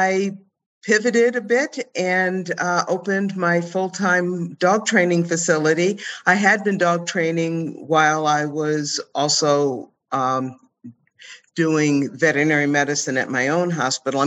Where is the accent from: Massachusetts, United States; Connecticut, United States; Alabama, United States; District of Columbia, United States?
Connecticut, United States; moved away; also born or lived in Indiana; when I was in high school, and I was the only Black student in an all-white high school, and we were very rural in Connecticut. I'm from Connecticut